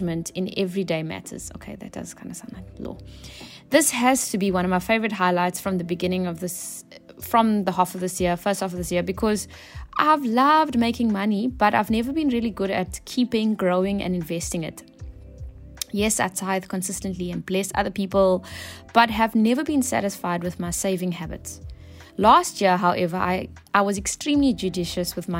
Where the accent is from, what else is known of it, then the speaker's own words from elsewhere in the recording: Cape Town, Western Cape, South Africa; I'm from Cape Town.